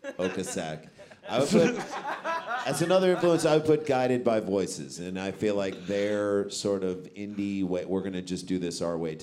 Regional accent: St. Louis, Missouri, United States; So like, you know, we grew up in St. Louis, major, major classic rock.

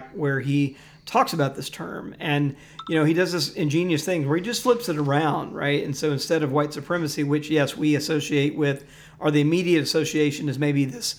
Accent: Jackson, Mississippi, United States; born or raised there; moved away

